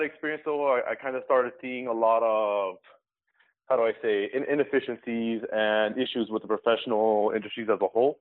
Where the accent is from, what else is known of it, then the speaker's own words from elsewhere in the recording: Miami, Florida, United States; I grew up in Miami, Florida, as did my co-founder, to a Cuban family